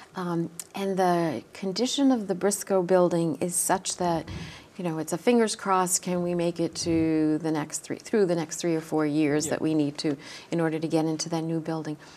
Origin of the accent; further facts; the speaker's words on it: United States; I grew up in Raymond Farms